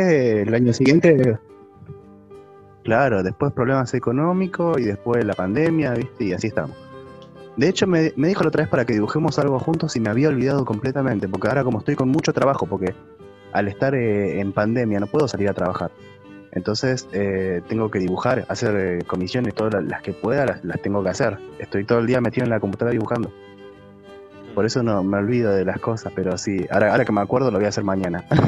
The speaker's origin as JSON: {"language": "Spanish", "region": "Buenos Aires Province", "country": "Argentina", "tie": "born or raised there", "lives_now": "Buenos Aires, Argentina", "said": "Nací en el conurbano, en la parte rural"}